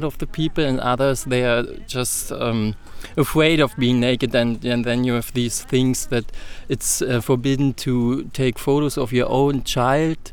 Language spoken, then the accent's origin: English; Berlin, Germany; I'm from Berlin. And yes, I've been grew up here, and that's my hometown